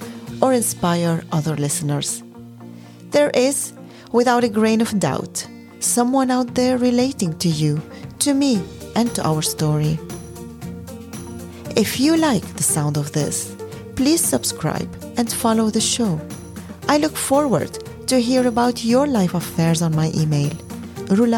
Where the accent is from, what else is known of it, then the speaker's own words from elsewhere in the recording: Lebanon; now in Netherlands; Growing up in Lebanon